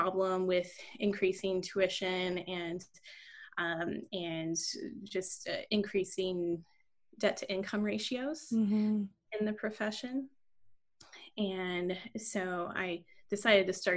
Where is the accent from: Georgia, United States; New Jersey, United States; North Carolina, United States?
North Carolina, United States; Raleigh; moved away as an adult; also born or lived in Connecticut; now in Richmond, United States; I grew up in the Raleigh, North Carolina area, and I actually went to undergrad and vet school in the same community where I grew up